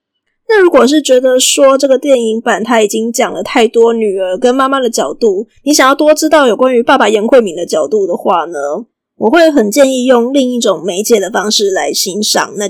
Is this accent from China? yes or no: no; Taiwan; 不过，身为一个台湾人，而且也对这几道料理有一点点小小的认识，我觉得看几个镜头会觉得特别的有趣。